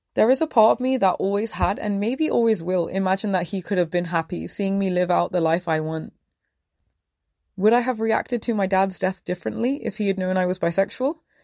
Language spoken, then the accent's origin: English; London, United Kingdom; I grew up in Southall, an area that thrives off its high concentration of Sikh Punjabis